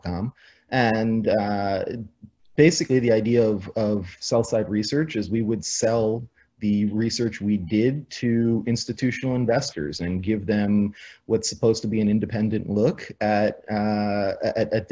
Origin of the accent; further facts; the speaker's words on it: New York, United States; moved away as an adult; also born or lived in Arizona; I grew up in New York as a big New York sports fan